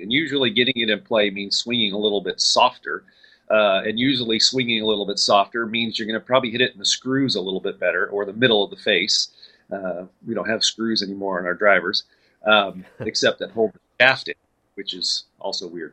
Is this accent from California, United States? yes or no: yes; Southern California, United States; moved away as an adult; also born or lived in El Paso, Texas; now in Dallas, United States; I grew up in Southern California